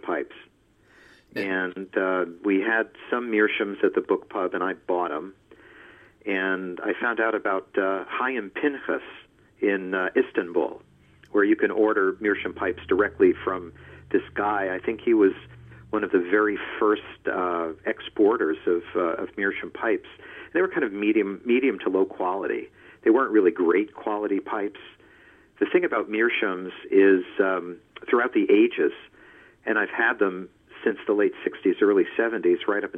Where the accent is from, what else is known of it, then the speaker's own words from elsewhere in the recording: Teaneck, New Jersey, United States; I grew up in northern New Jersey, in Bergen County, New Jersey, Teaneck